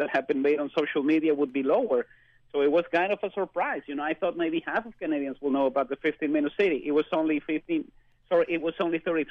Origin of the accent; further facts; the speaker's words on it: Mexico City, Mexico; moved away; I was born and spent most of my youth in Mexico City